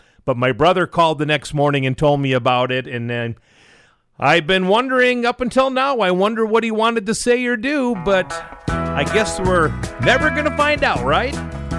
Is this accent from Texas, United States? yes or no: no; Aberdeen, South Dakota, United States; moved away; also born or lived in Lisbon, North Dakota; my hometown of Aberdeen, South Dakota